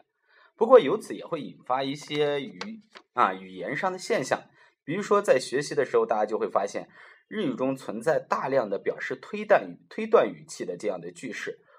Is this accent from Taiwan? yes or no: no; China; 那么并不是表示像我们中国人所说的男女关系的这种啊纠缠不清